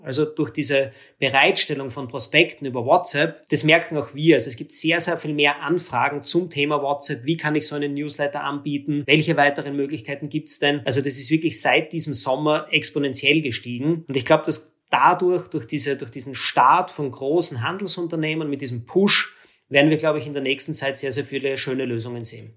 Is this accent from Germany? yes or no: no; Austria; für mich als Österreicher